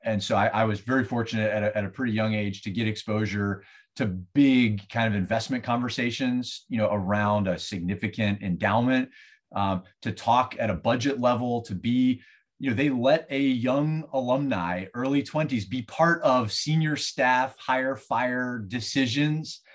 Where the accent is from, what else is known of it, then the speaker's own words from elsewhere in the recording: Southeast, United States; also born or lived in Ohio; now in St. Petersburg, United States; I'm from elsewhere. I was, I grew up in the Southeast